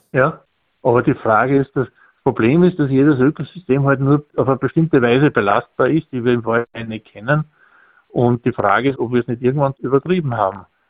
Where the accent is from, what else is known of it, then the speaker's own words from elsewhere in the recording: grassland area north of Salzburg, Austria; ich komme ja aus dem Grünlandgebiet nördlich von Salzburg